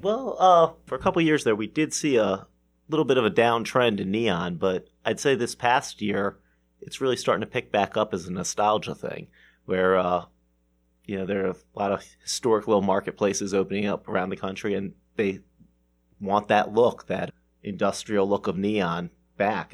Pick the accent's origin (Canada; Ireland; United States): United States; Baltimore, Maryland; growing up in Baltimore